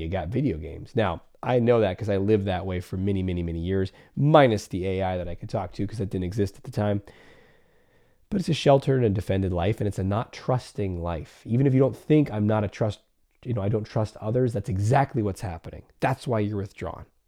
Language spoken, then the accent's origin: English; California, United States; I grew up in California